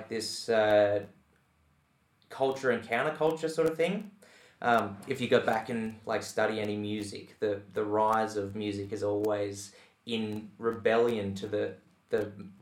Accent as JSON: {"language": "English", "town": "Tamworth", "region": "New South Wales", "country": "Australia", "tie": "born or raised there", "said": "I grew up in Tamworth"}